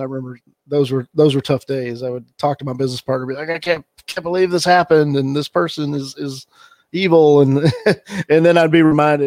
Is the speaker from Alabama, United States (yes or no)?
yes; Alabama, United States; moved away as an adult; also born or lived in Pearl Harbor; I grew up in the South. I grew up in Alabama, and not a ton of diversity where I grew up.